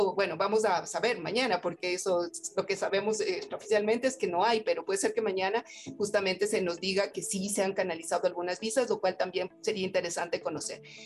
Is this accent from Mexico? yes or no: no; Ecuador; como Estado ecuatoriano